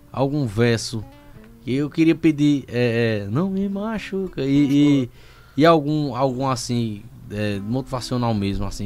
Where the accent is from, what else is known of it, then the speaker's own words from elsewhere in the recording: Sumé, Paraíba, Brazil; porque eu vinha de uma cultura, vinha lá do Sumé e tal, e eu ia pros ambientes, a gente ia beber e tal nos cantos, e os caras tirando verso